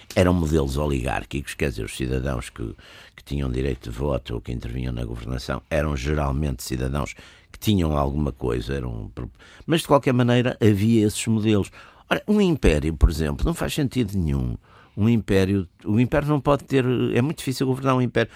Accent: Porto, Norte, Portugal; eu sou do Porto e sou, nasci nos anos, final dos anos 40, e vivi, portanto, a minha infância nos anos 50

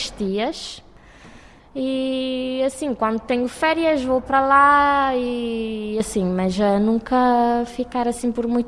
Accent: Cape Verde; now in Portugal; venho de Cabo Verde.

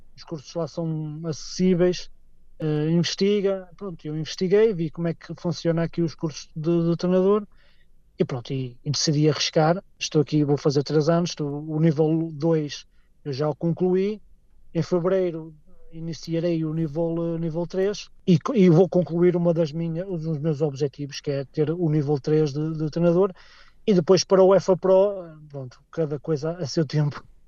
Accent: Portugal; moved away as an adult; now in Scotland, United Kingdom; eu não sou escocês, sou português

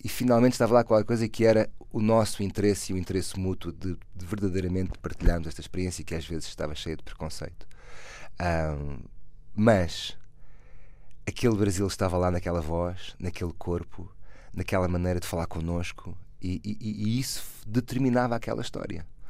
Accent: Portugal; sou português

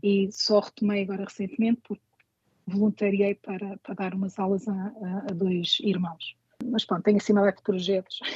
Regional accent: Lisbon, Portugal; moved away as an adult; now in New York, United States; eu sou de Lisboa

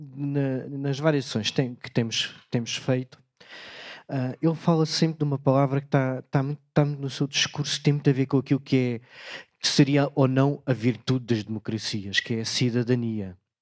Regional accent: Beja, Alentejo, Portugal; Lá na minha terra, em Beja

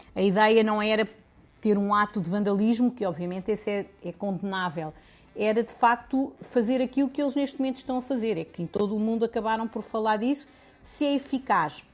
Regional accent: Lisbon, Portugal; also born or lived in Serra da Estrela; nasci em Lisboa, mas a minha família é da Serra da Estrela

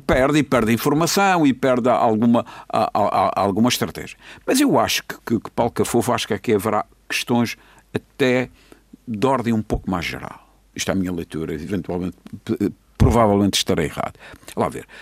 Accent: Seixal, Madeira, Portugal; now in Funchal, Portugal; na minha freguesia, que sou do Sachal

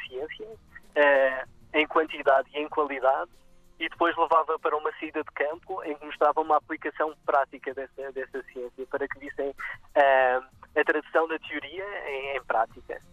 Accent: Madeira, Portugal; Cresci na Madeira, queria trabalhar cá com as espécies da região

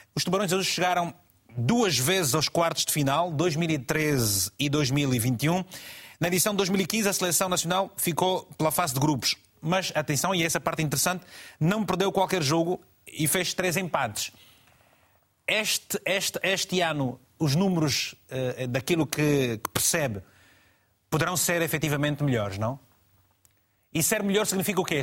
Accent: Malanje, Angola; Malange, minha terra

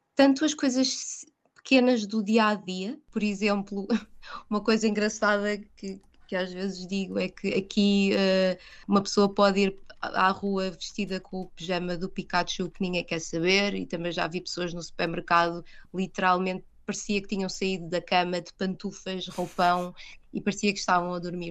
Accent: Portugal; moved away as an adult; now in London, United Kingdom; sou portuguesa

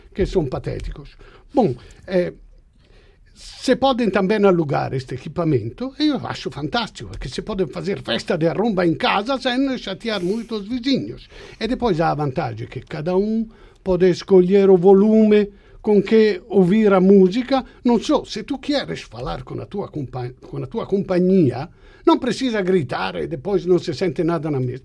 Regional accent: Italy; Portuguese is a second language; moved away; eu sou, sou italiano

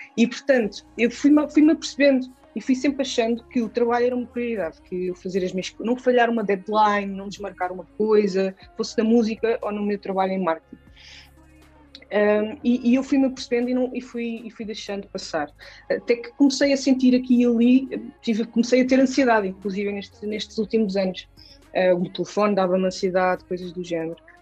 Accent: Gouveia, Centro, Portugal; moved away as an adult; also born or lived in Lisbon; foi aqui que eu cresci e sou extremamente grata por ter crescido aqui na Serra da Estrela

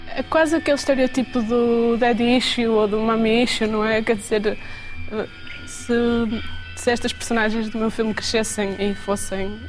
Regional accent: Vila do Conde, Norte, Portugal; also born or lived in Braga; Eu cresci em Vila de Conde, sou de Braga, mas cresci em Vila de Conde

